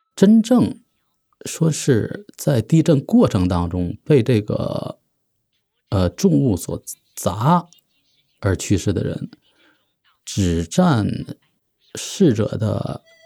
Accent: Tangshan, Hebei, China; 来自河北唐山。我是出生于一九七五年，现在从事的职业是媒体人

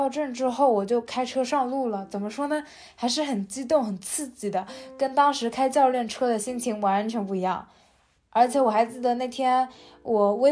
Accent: Jiaxing, Zhejiang, China; Hello，大家好， … ，还是一名在校大学生。

